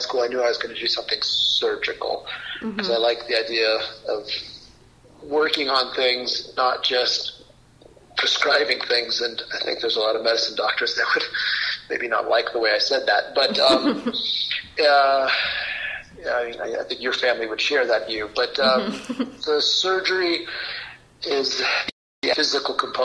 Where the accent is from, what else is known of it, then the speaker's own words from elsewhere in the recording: Iowa City, Iowa, United States; also born or lived in Austria; Born in Austria, even though I grew up in Iowa City, you know, fully Iowan.